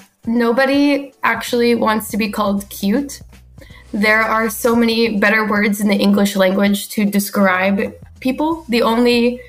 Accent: Florida, United States; I am also from Florida. Eddie and I actually grew up in the same area

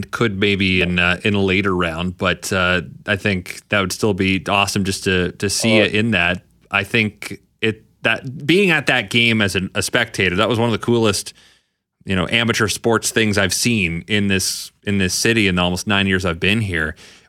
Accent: Canada; Cause growing up in Canada, you see the NBA a lot

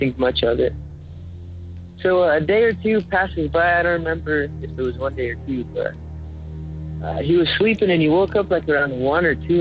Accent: Carson City, Nevada, United States; now in Reno, United States; I'm originally from Carson City, Nevada, but I moved up to Reno not that long ago.

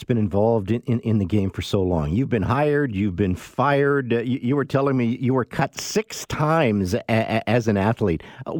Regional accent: Canada; as a Canadian

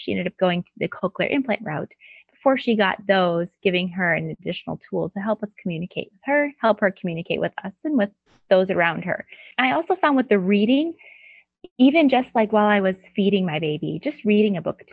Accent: Northwest Indiana, United States; moved away as an adult; we just recently relocated in the last year back to Northwest Indiana, which is my home state and home area

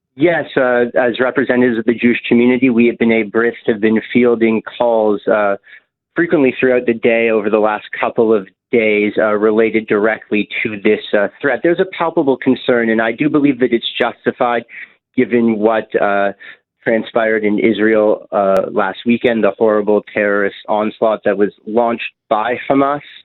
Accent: Canada; as a Canadian

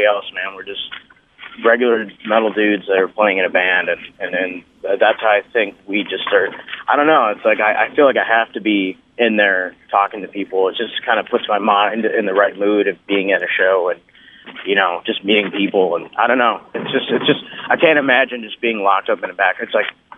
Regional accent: Michigan, United States; also born or lived in England; I grew up pretty much in Michigan, but I was born elsewhere.

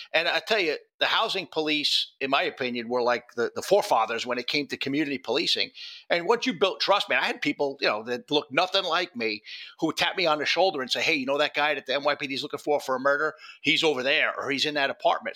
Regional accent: New York City, New York, United States; moved away as an adult; also born or lived in Yonkers, New York / New Jersey / Phoenix, Arizona; now in Northern Virginia, United States; I'm a Bronx kid. You know, I, I lived in the Bronx and Yonkers for 40 of my years on this planet

